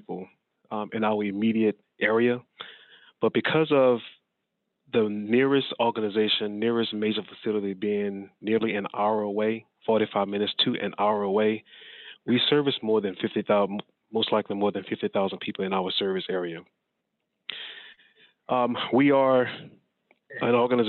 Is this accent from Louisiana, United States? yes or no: yes; New Orleans, Louisiana, United States; also born or lived in Ohio; now in Nacogdoches, United States; growing up in the New Orleans area